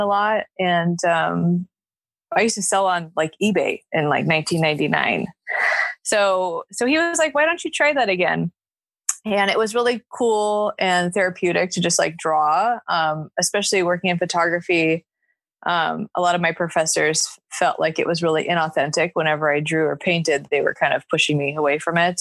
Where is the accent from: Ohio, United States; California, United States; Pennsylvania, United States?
California, United States; Los Angeles; also born or lived in Santa Cruz; now in Long Beach, United States; I grew up in the Valley.